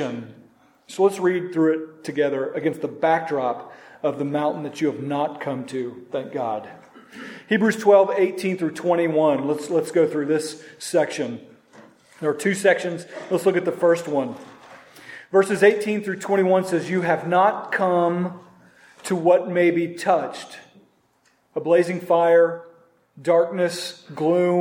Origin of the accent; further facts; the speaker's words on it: Norman, Oklahoma, United States; my hometown in Norman, Oklahoma